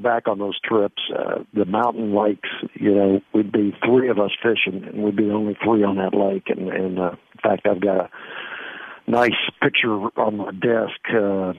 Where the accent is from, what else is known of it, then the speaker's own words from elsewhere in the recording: Austin, Texas, United States; also born or lived in Dallas, Texas / Jackson, Mississippi / Corpus Christi, Texas; now in San Antonio, United States; Grew up in Austin, went to school there and graduated there